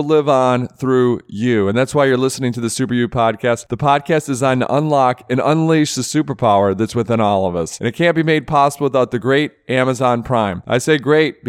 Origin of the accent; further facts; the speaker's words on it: Michigan, United States; growing up in Michigan